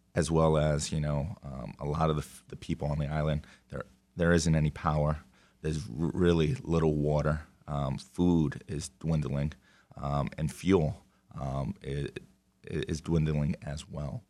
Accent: New York, United States; moved away; They came to the mainland, New York, um, where, you know, we were born and raised, um, living in Manhattan.

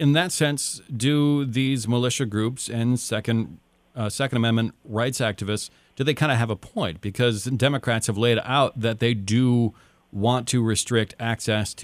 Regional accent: Upper Peninsula, Michigan, United States; I'm from the Upper Peninsula. I went through hunter safety, much like many other people in my grade and class did

